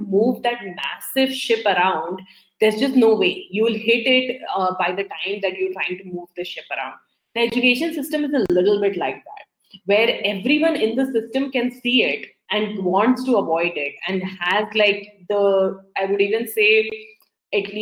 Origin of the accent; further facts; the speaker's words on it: India; moved away; growing up in India